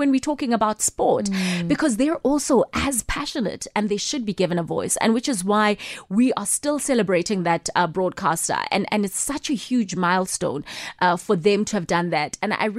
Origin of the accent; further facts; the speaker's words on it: Soweto, Gauteng, South Africa; just the environment that I was growing up in Soweto, where there was just this love for football, you know?